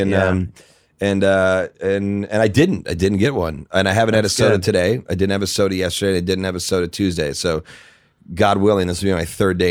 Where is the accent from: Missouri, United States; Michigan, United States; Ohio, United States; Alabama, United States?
Missouri, United States; St. Louis; St. Louis, Missouri.